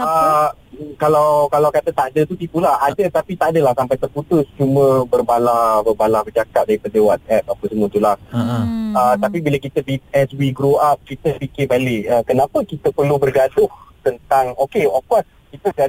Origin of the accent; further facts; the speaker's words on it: Malaysia; So kita sebagai rakyat Malaysia, um, of course saya faham semua orang penat dan letih